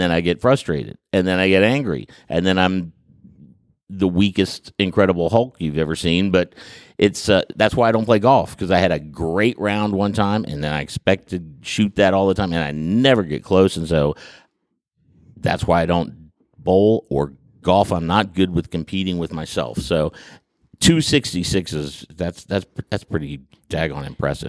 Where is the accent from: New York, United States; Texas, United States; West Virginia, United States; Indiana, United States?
West Virginia, United States; Huntington; I grew up in the Huntington area